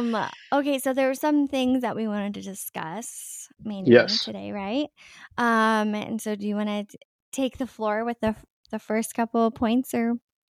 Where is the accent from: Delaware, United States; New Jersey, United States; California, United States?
California, United States; I'm from California. I'm fourth generation Californian, and so I feel you so much about, you know, always being in a blue state